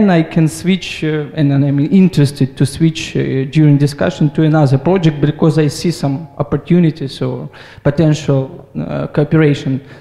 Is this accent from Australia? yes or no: no; Ukraine; English is a second language; from Mind Company from Ukraine.